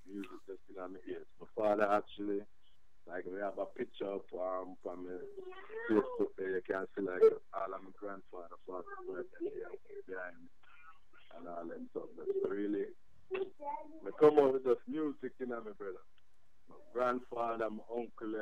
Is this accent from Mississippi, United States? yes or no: no; New Jersey, United States; also born or lived in Brooklyn, New York; I left Brooklyn when I was 10, brother. I'm from Jersey